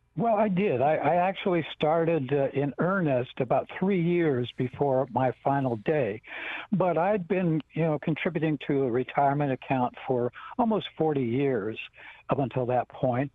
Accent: Rosebud Reservation, South Dakota, United States; I'm from the Rosebud Reservation

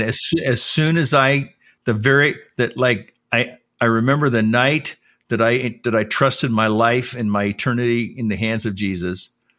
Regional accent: Los Angeles, California, United States; also born or lived in Salt Lake City, Utah; I didn't grow up in Utah. I grew up in Southern California in the Los Angeles area

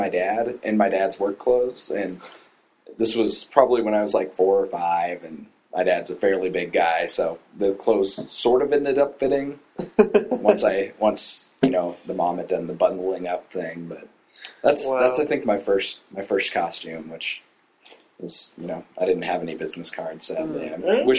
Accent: Colorado, United States; now in Texas, United States; I grew up in Colorado

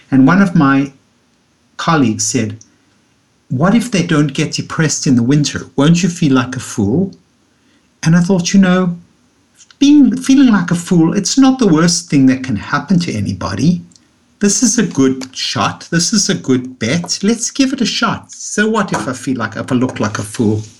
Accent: South Africa; moved away as an adult; now in New York, United States; after I came from South Africa, where I had had so much sunlight, and I came to New York and I saw the New York winters and I felt down.

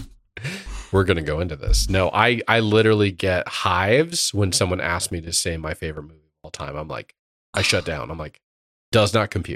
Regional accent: Indiana, United States; growing up in Indiana

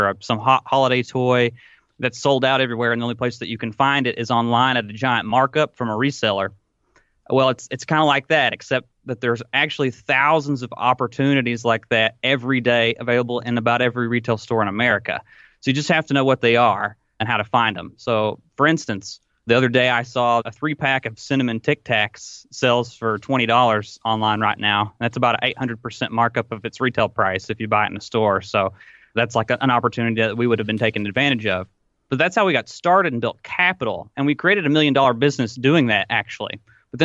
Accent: Arthur, Tennessee, United States; now in Corbett, United States; I'm 27 years old. If you can't tell by the way that I talk, I'm from Arthur, Tennessee. Currently reside in Corbett, Kentucky, where our business operates.

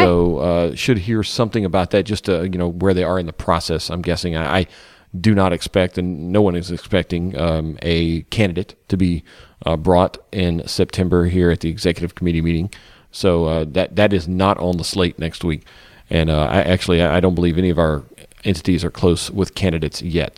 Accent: the South, United States; we, you and I grew up in the South

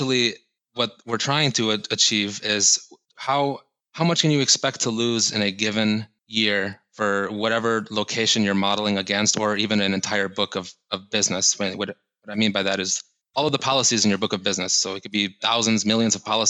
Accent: Ithaca, Michigan, United States; moved away as an adult; also born or lived in Miami, Florida; growing up in Michigan, I wanted to get out of my home state. I wanted to just leave. I'm from a small town in central Michigan called Ithaca

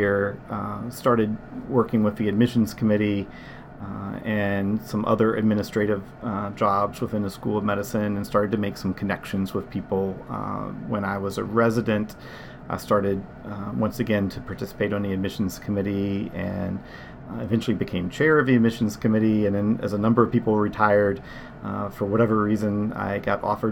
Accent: Virginia, United States; I'm actually from Virginia

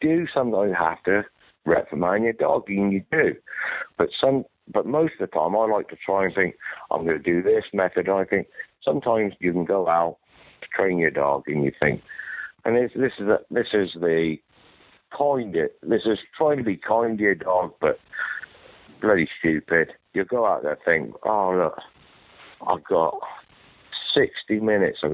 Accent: United Kingdom; moved away as an adult; now in United States; I'm a British trainer

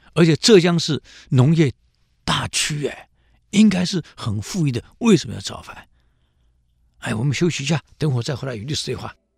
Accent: Taiwan; 在大陆的历史课本有提，我们台湾人没提过啊

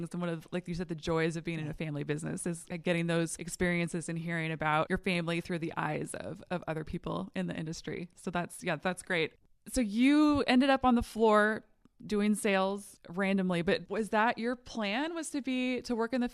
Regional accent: North Dakota, United States; moved away as an adult; also born or lived in Phoenix / Chicago; now in Oklahoma, United States; I grew up in North Dakota.

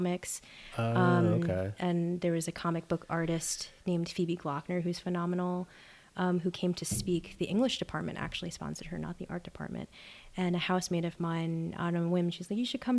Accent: New York City, New York, United States; moved away as an adult; also born or lived in Wellesley, Massachusetts; I'm originally from New York City, I'm a city kid

